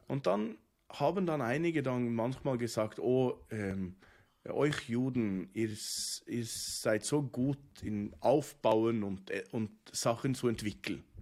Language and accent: German; Oslo, Norway; German is a second language; now in Bern, Switzerland; In äh, Norwegen ja. ähm, wo ich geboren bin und, und, aufgewachsen